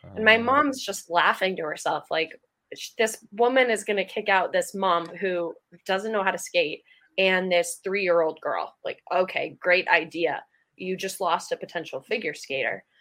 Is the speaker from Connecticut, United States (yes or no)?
no; Acton, Massachusetts, United States; I grew up in Acton, Massachusetts, which is a small town outside, like 40 minutes outside Boston.